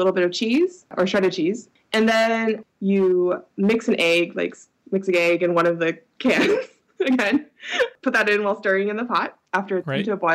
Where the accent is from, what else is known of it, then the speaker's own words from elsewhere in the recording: Berkeley, California, United States; growing up in Berkeley